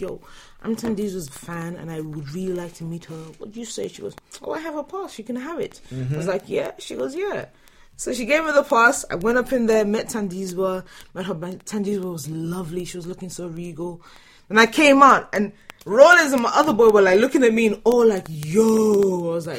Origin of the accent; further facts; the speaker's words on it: London, United Kingdom; I'm from London